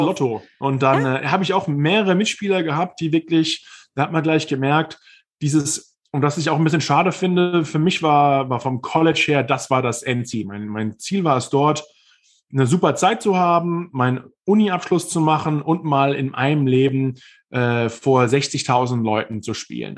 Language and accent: German; Viernheim, Hesse, Germany; moved away as an adult; also born or lived in Mannheim / New York; now in United States; in Mannheim geboren, in Viernheim aufgewachsen. Das ist noch ein kleiner Hessenzipfel, äh, aber man hört vielleicht auch noch, wo ich herkomme